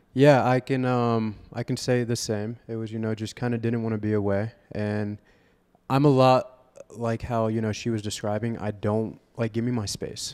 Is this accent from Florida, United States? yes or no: yes; Vero Beach, Florida, United States; I'm from Vero Beach, Florida